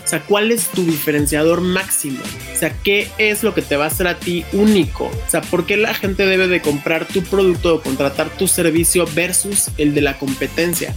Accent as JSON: {"language": "Spanish", "town": "Mexicali", "region": "Baja California", "country": "Mexico", "said": "yo soy de Mexicali"}